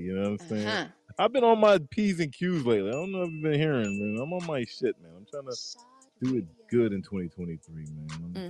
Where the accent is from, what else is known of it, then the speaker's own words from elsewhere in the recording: United States; I'm from here. I was born in this goddamn country.